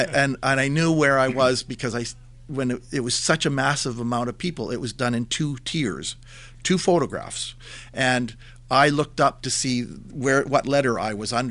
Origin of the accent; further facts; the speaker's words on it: Nanaimo, British Columbia, Canada; also born or lived in Edmonton / Vancouver / Victoria; I was born and raised in Nanaimo. I've spent a few years in other cities like Edmonton, Vancouver, and Victoria, but returned home.